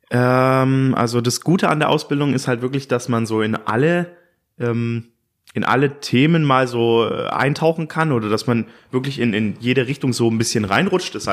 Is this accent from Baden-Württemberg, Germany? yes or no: yes; Stuttgart, Baden-Württemberg, Germany; Ich bin äh, wie alt bin ich denn? Ich bin 28 Jahre alt. Ich komme aus Stuttgart.